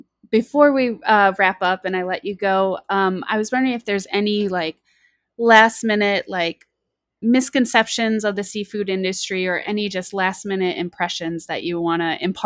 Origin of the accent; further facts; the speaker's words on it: Michigan, United States; Yeah, I'm originally from Michigan, so a lot of whitefish and stuff up there